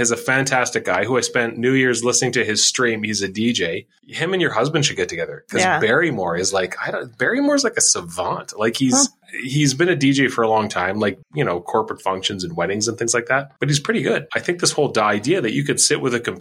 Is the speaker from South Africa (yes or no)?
no; Regina, Saskatchewan, Canada; when I was growing up in Regina